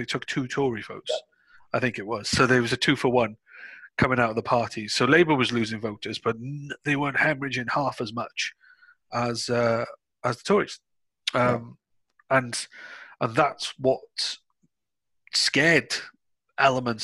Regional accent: Wales, United Kingdom; when I'm being Welsh

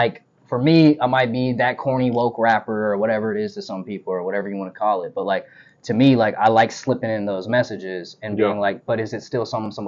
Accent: the South, United States; all I can tell you is I'm proud to say I was raised in the South.

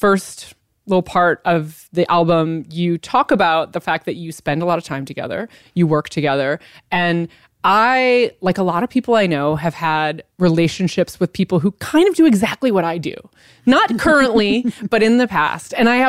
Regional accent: Iowa, United States; I'm from Iowa

